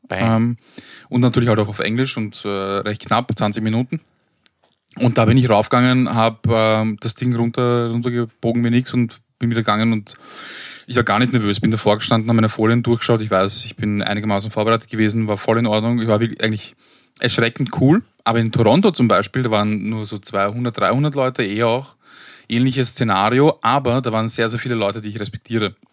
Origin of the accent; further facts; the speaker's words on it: Austria; Wenn ich als Österreicher in Helsinki bin ist es äh, nicht so, ist es nicht so schlimm